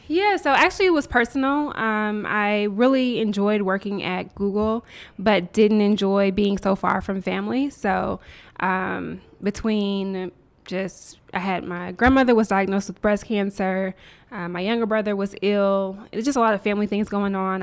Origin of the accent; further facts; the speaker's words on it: Nashville, Tennessee, United States; moved away as an adult; also born or lived in Mobile, Alabama / Washington, D.C. / Silicon Valley; now in Atlanta, United States; moved to Nashville, Tennessee, and grew up primarily in Nashville